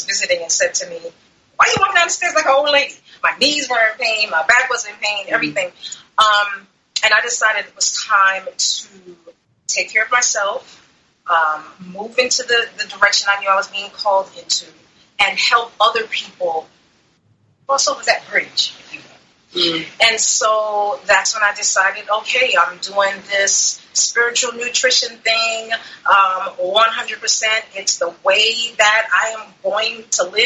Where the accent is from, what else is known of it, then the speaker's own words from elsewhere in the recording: New York City, New York, United States; also born or lived in Maryland; now in Florida, United States; I'm originally from Brooklyn, New York, and I spent the last maybe about 20 years or so living in Maryland, and I recently moved to Florida